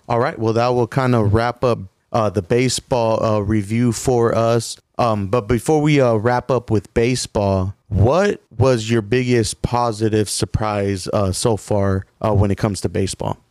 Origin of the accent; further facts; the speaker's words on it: Coolidge, Arizona, United States; we grew up in Coolidge